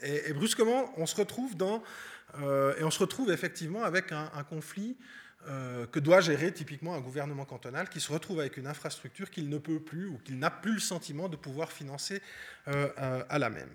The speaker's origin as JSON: {"language": "French", "region": "Vaud", "country": "Switzerland", "said": "je suis vaudois"}